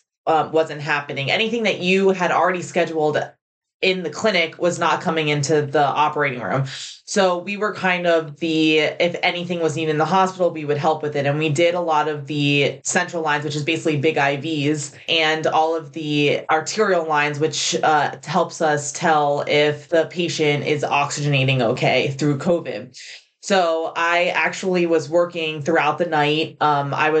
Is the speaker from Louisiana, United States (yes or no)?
no; Florida, United States; moved away as an adult; I'm from Florida. I really wanted to come back to Florida. My family's from Florida. I grew up in Florida